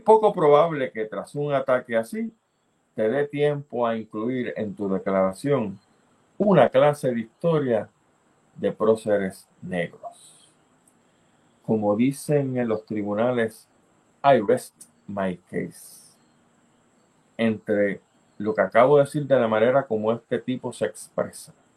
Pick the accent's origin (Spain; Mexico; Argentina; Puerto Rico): Puerto Rico